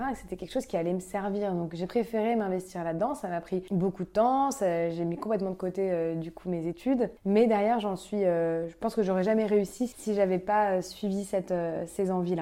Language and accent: French; Paris, Île-de-France, France; je suis née et grandie à Paris